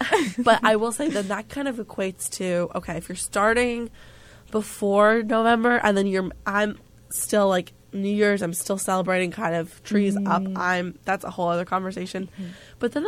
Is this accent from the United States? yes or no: yes; New Jersey, United States; my home state, New Jersey.